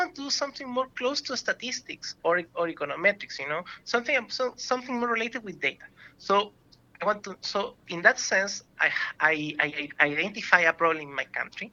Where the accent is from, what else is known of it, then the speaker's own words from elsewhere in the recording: Chile; moved away as an adult; now in Vancouver, Canada; I came from Chile